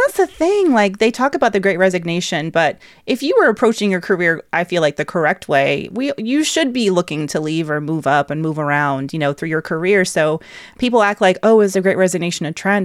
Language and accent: English; Atlanta, Georgia, United States; the Atlanta-based, yes, my hometown